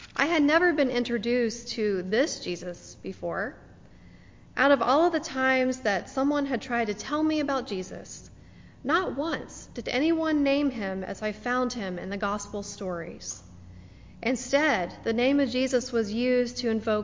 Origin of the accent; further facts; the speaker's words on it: the Bible Belt, United States; Growing up in the Bible Belt as a Jewish teenager